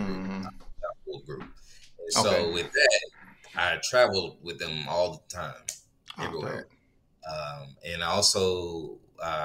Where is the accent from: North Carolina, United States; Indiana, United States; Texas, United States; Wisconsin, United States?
North Carolina, United States; Raleigh; moved away as an adult; also born or lived in Charlotte, North Carolina / Los Angeles, California; now in Houston, United States; I was born and raised in Raleigh.